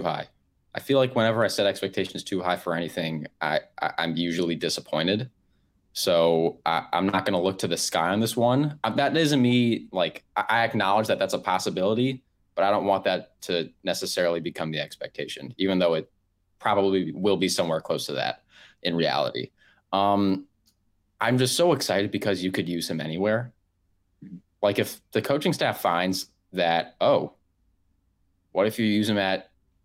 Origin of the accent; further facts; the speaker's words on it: Maryland, United States; moved away as an adult; now in Missouri, United States; I grew up in Maryland